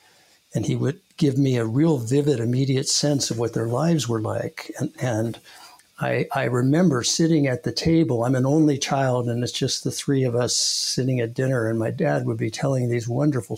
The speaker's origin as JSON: {"language": "English", "town": "Los Angeles", "region": "California", "country": "United States", "tie": "born or raised there", "also_born_or_lived": "New York / Santa Monica / Reseda"}